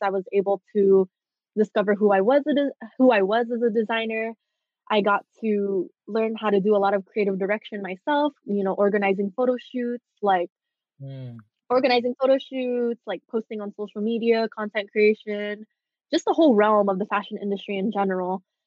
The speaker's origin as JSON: {"language": "English", "town": "Bellflower", "region": "California", "country": "United States", "tie": "born or raised there", "said": "I was just born in Bellflower, California"}